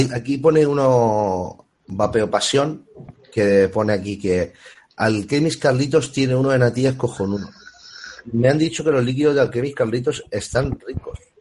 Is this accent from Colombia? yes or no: no; Alicante, Valencian Community, Spain; casualmente es la calle donde yo nací... o sea, la casa de mis padres.